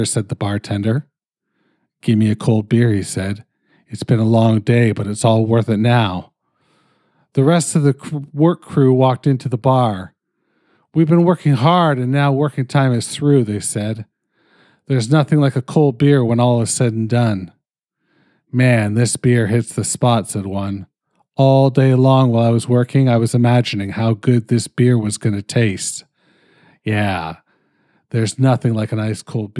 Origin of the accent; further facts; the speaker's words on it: Canada; I'm fucking Canadian